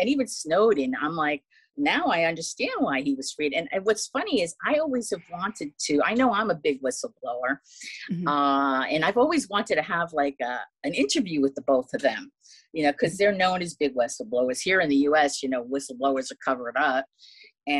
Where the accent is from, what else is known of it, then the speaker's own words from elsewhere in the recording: United States; I'm an American